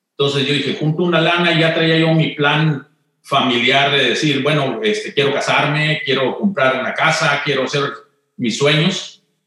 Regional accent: Monterrey, Nuevo León, Mexico; moved away; yo crecí, eh, nací en Monterrey

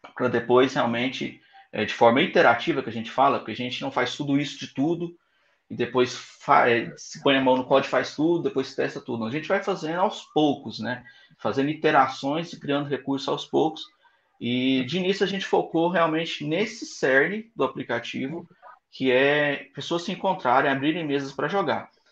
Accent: Goiânia, Goiás, Brazil; eu sou de Goiânia

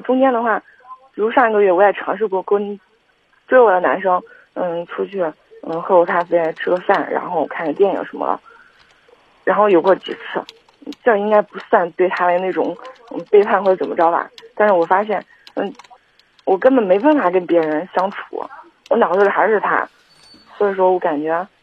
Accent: Kaifeng, Henan, China; 我是，我是开封人

